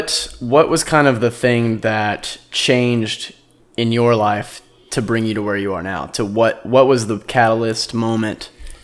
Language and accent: English; Lubbock, Texas, United States; now in Austin, United States; I grew up in Lubbock, which is 6 hours and northwest of here